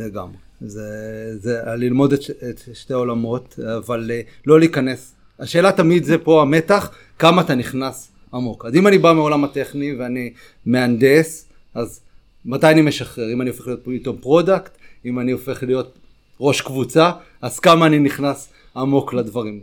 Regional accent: Ashkelon, Southern District, Israel; גדלתי באשקלון

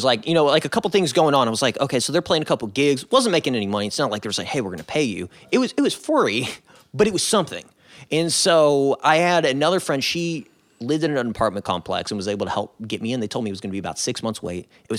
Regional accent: Chicago, Illinois, United States; born there; I was born in Chicago.

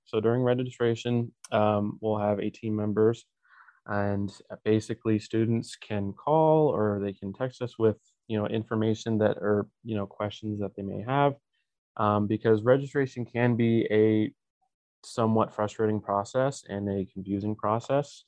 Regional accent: Draper, Utah, United States; I am from Draper, Utah

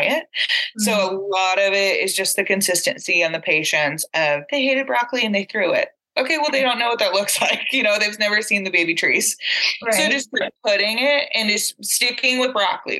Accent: San Angelo, Texas, United States; moved away; San Angelo, my hometown, that's close to the border.

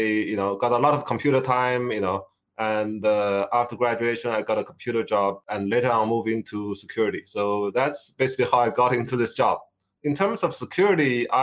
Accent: China; moved away as an adult; Originally, I come from China. So I come here for grad study about 30 years ago.

